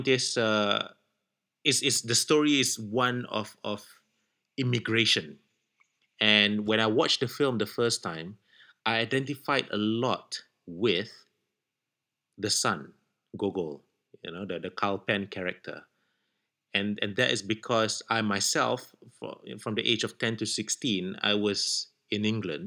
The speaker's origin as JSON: {"language": "English", "country": "Malaysia", "moved": "as an adult", "said": "We're from Malaysia, but we're not in Malaysia right now. We're living in different countries"}